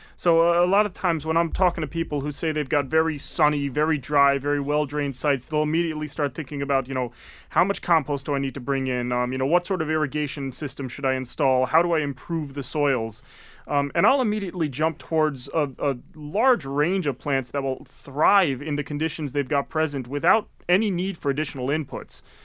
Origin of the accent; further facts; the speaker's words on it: Connecticut, United States; also born or lived in Maine; now in Massachusetts, United States; I came down from Maine, um, having actually originally grew up in Connecticut.